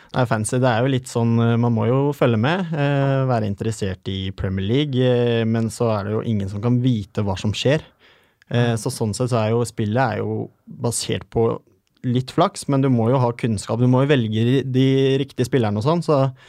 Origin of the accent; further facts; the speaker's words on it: Porsgrunn, Telemark, Norway; Jeg er en kar fra Porsgrunn